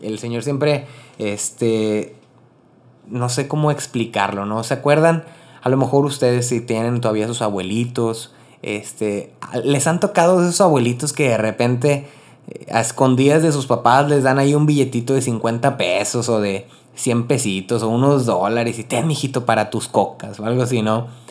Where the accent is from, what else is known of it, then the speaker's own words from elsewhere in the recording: Río Bravo, Tamaulipas, Mexico; also born or lived in Corpus Christi / Monterrey / Rio Grande Valley, Texas; soy originario de Río Bravo, Tamaulipas, México. Vivo en la frontera